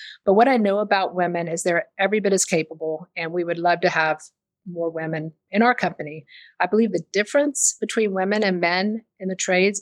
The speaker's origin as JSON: {"language": "English", "region": "the South", "country": "United States", "lives_now": "Austin, United States", "said": "I'm from the South"}